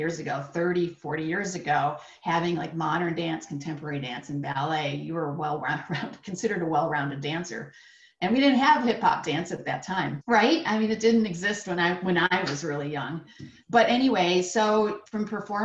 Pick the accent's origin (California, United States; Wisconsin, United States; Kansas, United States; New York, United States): New York, United States; upstate; I lived in upstate New York